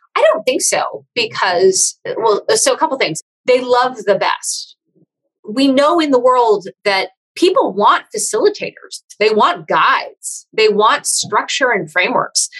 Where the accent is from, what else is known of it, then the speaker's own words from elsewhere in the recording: Silicon Valley, California, United States; I am from Silicon Valley originally.